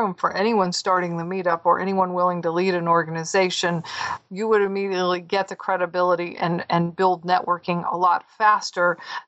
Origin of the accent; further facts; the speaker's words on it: Southern California, United States; moved away as an adult; also born or lived in Southeastern United States / North Carolina; I'm actually from Southern California